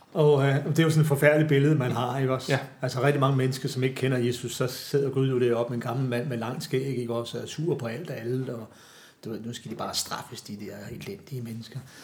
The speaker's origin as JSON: {"language": "Danish", "town": "Glostrup", "region": "Capital Region of Denmark", "country": "Denmark", "tie": "born or raised there", "said": "nu er jeg fra Københavns Vestegn"}